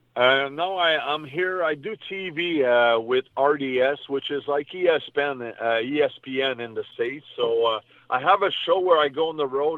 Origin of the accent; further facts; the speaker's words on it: Canada; also born or lived in New York, United States; I was born in New York, but I moved back in Canada when I was uh, maybe 10, 12 months old. So I was still a baby, you know. So when I was four years old, I basically started playing hockey